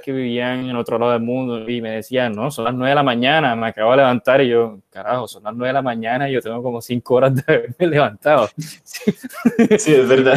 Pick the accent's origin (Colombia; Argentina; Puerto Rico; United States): Colombia; also born or lived in Spain